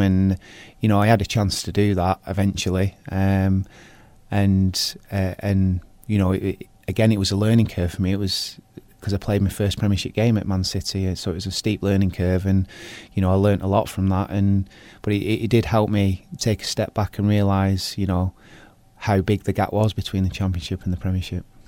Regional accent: Bolton, North West England, United Kingdom; I was born in Bolton and I played for Bolton Town team

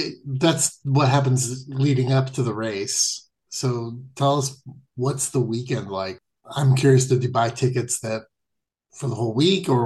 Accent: Indianapolis, Indiana, United States; I grew up in Indianapolis

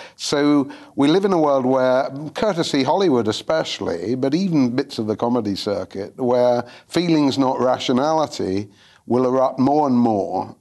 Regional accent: London, United Kingdom; I was from London

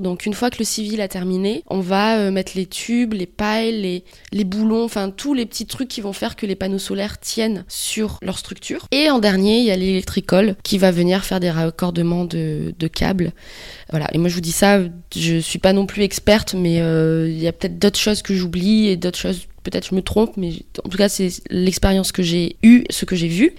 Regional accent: New Caledonia; moved away as an adult; also born or lived in France; now in Australia; Je viens de Nouvelle-Calédonie et euh, à l'âge de 21 ans, je suis allée vivre en France pour euh, faire des études

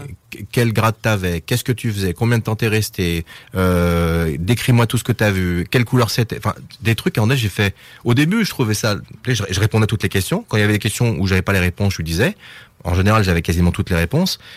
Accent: France; je suis français

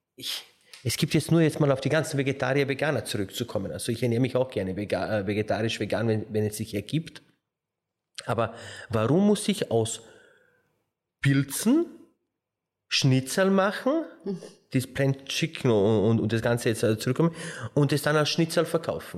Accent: Slovenia; now in Austria; ich komme ja aus Slowenien

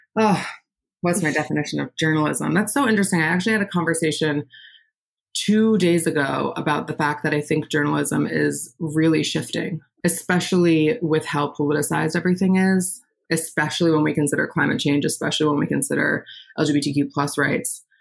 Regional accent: Westchester, New York, United States; moved away as an adult; now in Brooklyn, United States; I was born in Westchester, New York, which is just outside the city

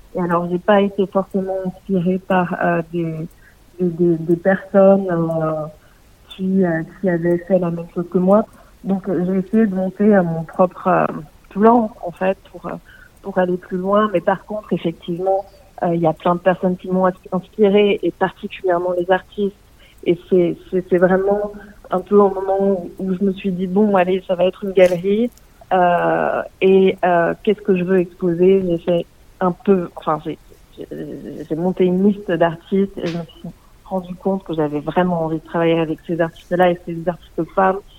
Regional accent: Alsace, Grand Est, France; moved away as an adult; also born or lived in Paris, France; now in Leipzig, Germany; je suis née en Alsace

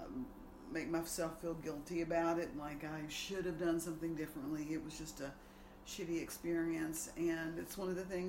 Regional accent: Alabama, United States; we're from Alabama

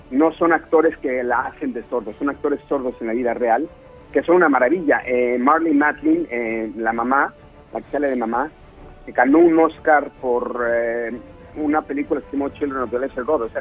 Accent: Mexico; moved away; Yo, me salí de México hace siete años y medio, eh, con todas las dudas del mundo, con toda la incertidumbre de que, estaba yo dejando algo muy importante en mi país para ir a picar piedra a, otro país.

